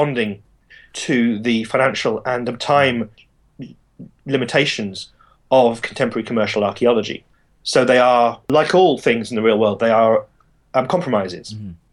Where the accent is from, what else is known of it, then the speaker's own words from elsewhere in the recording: United Kingdom; I'm a British archaeologist